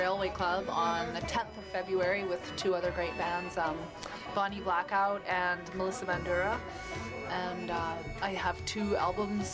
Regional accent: Galiano Island, British Columbia, Canada; I am from Galliano.

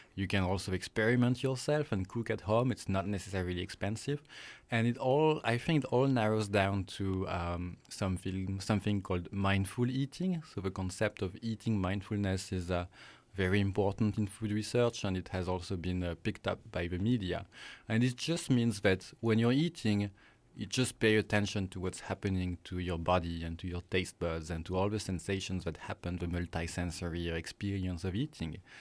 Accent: France; accent: French; English is a second language; moved away as an adult; also born or lived in Singapore; now in British Columbia, Canada; I'm French, as you might guess from my accent

